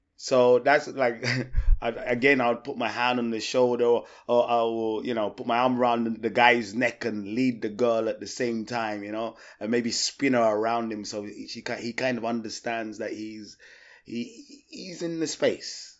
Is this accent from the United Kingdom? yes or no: yes; England, United Kingdom; being English